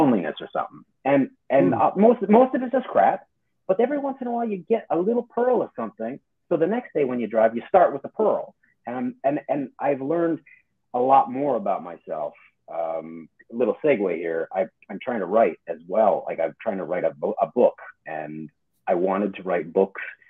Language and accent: English; Calgary, Alberta, Canada; moved away; I grew up in Calgary